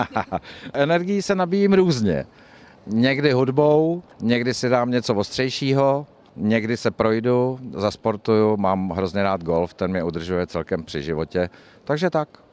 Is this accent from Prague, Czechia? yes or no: no; České Budějovice, South Bohemian Region, Czechia; já jsem se tady narodil